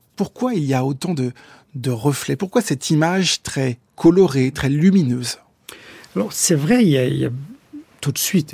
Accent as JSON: {"language": "French", "region": "Bamako", "country": "Mali", "tie": "born or raised there", "also_born_or_lived": "Mauritania", "moved": "yes", "said": "quand j'ai quitté le Mali mon enfance, Bamako"}